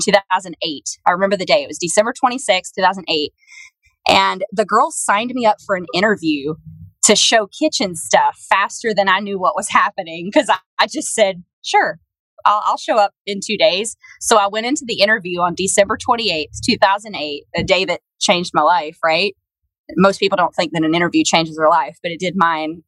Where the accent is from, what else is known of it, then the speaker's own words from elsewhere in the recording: Alabama, United States; moved away as an adult; also born or lived in Memphis; my hometown of Alabama